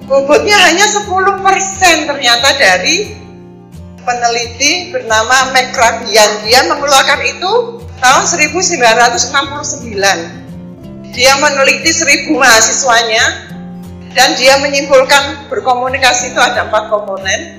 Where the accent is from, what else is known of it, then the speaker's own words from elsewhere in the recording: Surabaya, East Java, Indonesia; also born or lived in Banjarmasin; Saya berasal dari Banjarmasin lain Saya adalah tangga 3 Agustus 1969. Di sana saya hanya lahir, tapi saya dibesarkan di Surabaya.